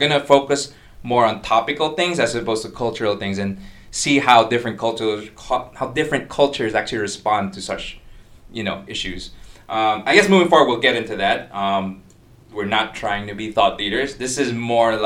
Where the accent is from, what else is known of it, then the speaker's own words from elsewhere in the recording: Philippines; accent: American neutral with a lot of frequent Filipino inflections; now in Singapore; I'm from the Philippines